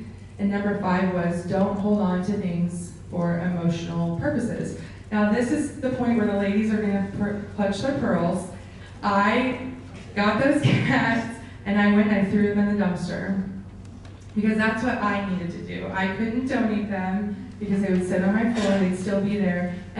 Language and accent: English; Kansas, United States; So I lived in Kansas. I was born in Kansas, and I had a neighbor, Mrs. Crumbaker